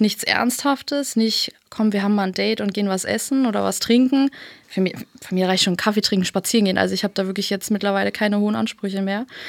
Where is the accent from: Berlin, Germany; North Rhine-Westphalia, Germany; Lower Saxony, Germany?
Berlin, Germany; Und dann sind wir hier in Berlin aufgewachsen.